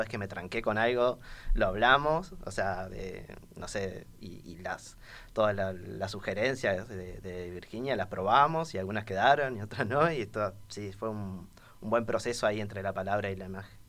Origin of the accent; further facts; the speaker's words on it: Montevideo, Uruguay; Soy montevideano, sí, soy. haber nacido en, cerca del estadio María Michelle de Lazaroff de Danubio, en Jardín del Hipódromo